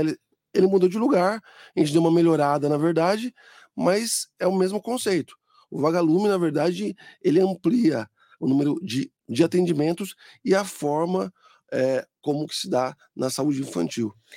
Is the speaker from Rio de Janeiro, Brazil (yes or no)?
no; Mogi das Cruzes, São Paulo, Brazil; Eu lembro quando eu era criança, ali na 1 de setembro